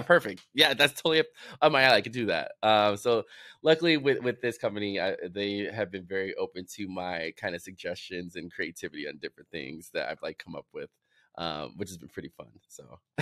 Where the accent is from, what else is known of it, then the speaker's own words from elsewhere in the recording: Chicago, Illinois, United States; growing up in Chicago, I was just, I was surrounded by everything